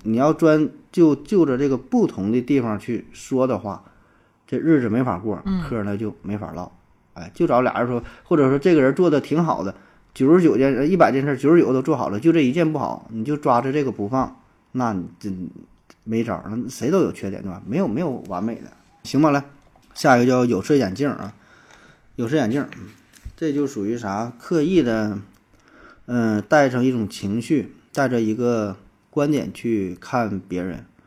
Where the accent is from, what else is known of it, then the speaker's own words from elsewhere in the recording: Northeast China, China; 咱是东北人